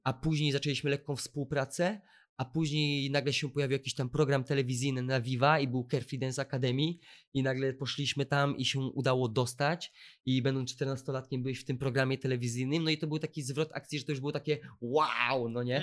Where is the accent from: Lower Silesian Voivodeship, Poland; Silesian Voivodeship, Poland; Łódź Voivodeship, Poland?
Łódź Voivodeship, Poland; Łódź; ja też jestem z Łodzi